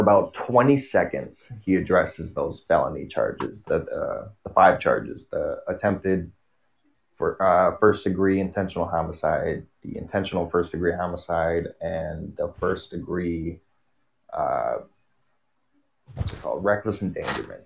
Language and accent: English; Kenosha, Wisconsin, United States; I grew up in a village in Kenosha County, so I grew up around 2,000 people was the population of my city but I grew up in Kenosha